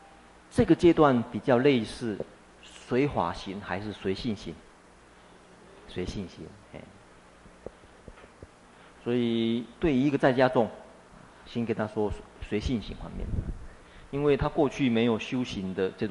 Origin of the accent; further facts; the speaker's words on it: China; 目犍连中国人或许比较有一点印象，我们中国人有一个传说故事是什么？目连救母。